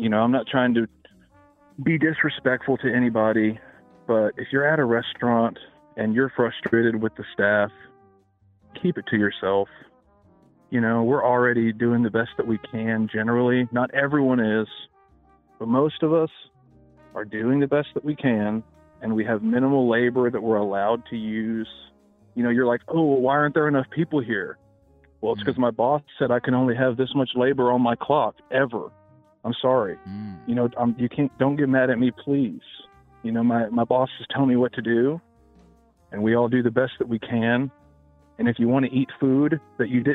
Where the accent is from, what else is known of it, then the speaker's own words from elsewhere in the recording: Memphis, Tennessee, United States; I'm born and raised in Memphis